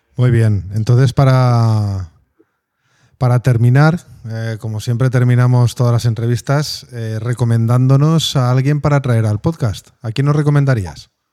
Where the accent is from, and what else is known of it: Spain